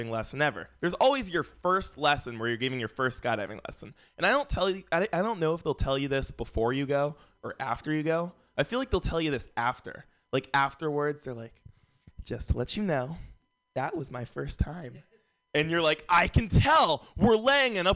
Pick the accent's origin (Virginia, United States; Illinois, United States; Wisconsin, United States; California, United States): California, United States; San Francisco; I grew up here in San Francisco